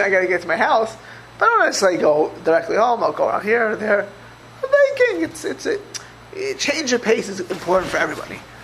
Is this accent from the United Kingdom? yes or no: no; Miami Beach, Florida, United States; moved away; I grew up in Miami Beach, Florida.